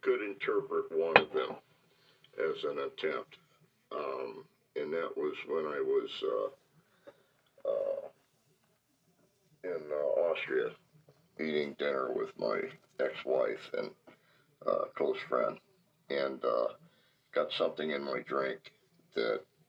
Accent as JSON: {"language": "English", "town": "Miami", "region": "Florida", "country": "United States", "tie": "born or raised there", "said": "I grew up in Miami, Florida, in a, well, what would be termed, not loosely, but in reality as a slum"}